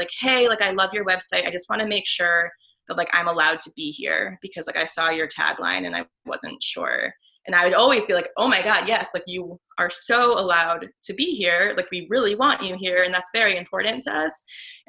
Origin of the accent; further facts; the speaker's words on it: Chicago, Illinois, United States; I grew up in the Northwest suburbs of Chicago, in an area called the North Shore